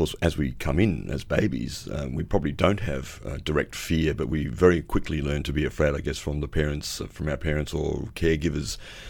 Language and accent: English; Adelaide, South Australia, Australia; now in Byron Bay, Australia; You've been down in Adelaide, my hometown, over the weekend.